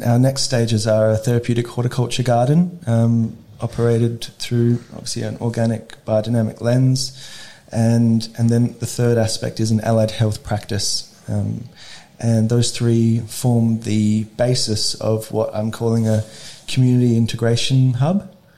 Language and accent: English; Adelaide, South Australia, Australia; I grew up here in Adelaide, in the northern suburbs